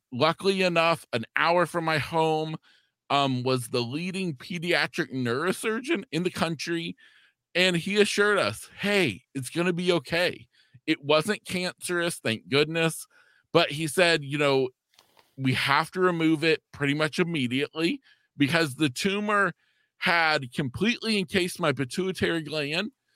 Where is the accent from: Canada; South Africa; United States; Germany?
United States; East Central Florida; I'm a junior in high school, living in my hometown here in East Central Florida.